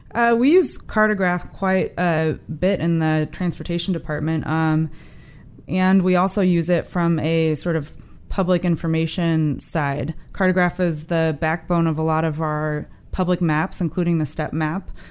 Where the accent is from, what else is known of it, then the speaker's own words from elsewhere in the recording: St. Louis, Missouri, United States; moved away; I grew up in North Saint Louis in a neighborhood called Florissant.